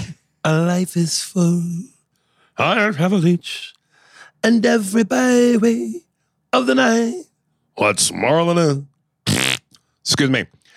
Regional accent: Mississippi, United States; I'm Mississippi. Anybody need a bottle opener? Come on, see me. I'm from Mississippi.

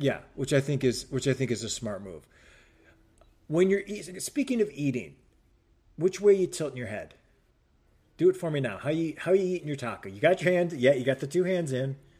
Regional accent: Cleveland, Ohio, United States; moved away as an adult; also born or lived in New Hampshire / Chicago; now in Los Angeles, United States; growing up in Cleveland

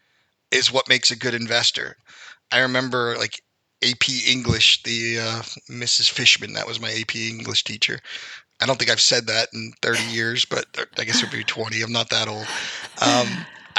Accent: North Carolina, United States; now in New York, United States; I actually was born in New York, but grew up in North Carolina.

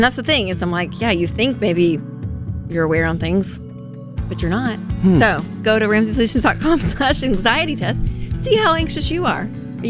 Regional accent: the South, United States; I grew up in the South, college football.

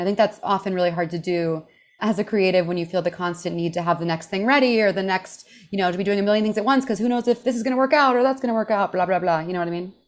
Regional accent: Houston, Texas, United States; moved away; also born or lived in New York City; I grew up in Houston, Texas

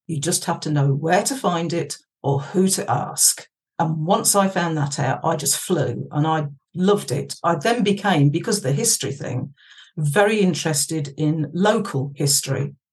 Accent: Yorkshire and the Humber, United Kingdom; we moved from Worcestershire up to Yorkshire. Oh, nice. My ends. Oh yeah, yeah, I've been been a, a Yorkshire import since 1982.

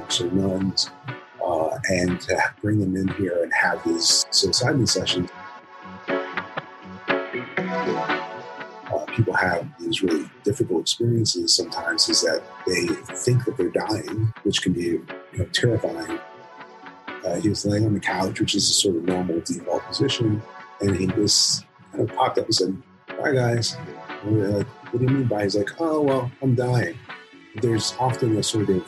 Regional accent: Miami Shores, Florida, United States; growing up in Miami Shores

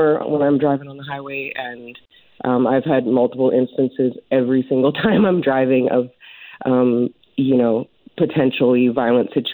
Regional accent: Prince Rupert, British Columbia, Canada; moved away; I'm basically from Prince Rupert area

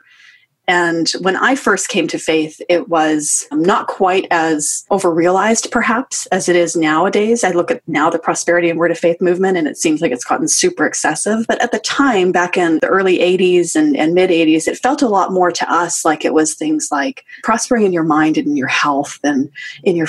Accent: Western Canada, Canada; I am Canadian, grew up in Western Canada

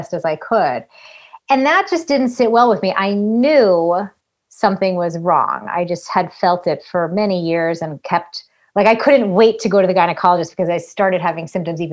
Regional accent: Massachusetts, United States; I grew up in Massachusetts

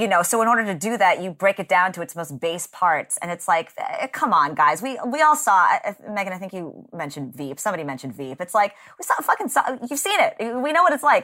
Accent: Texas, United States; I grew up in Texas

